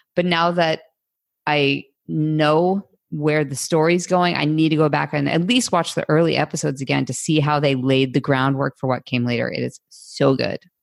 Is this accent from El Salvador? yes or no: no; United States; as an American